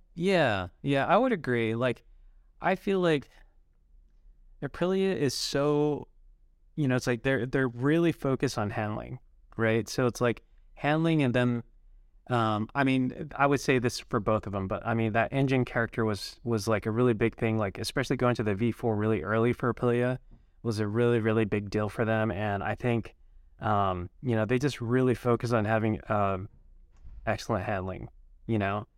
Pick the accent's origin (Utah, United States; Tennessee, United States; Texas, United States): Utah, United States; also born or lived in Holladay, Utah; born and raised in Utah.